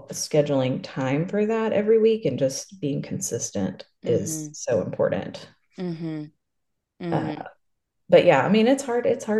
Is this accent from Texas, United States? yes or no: yes; Lubbock, Texas, United States; I'm from Lubbock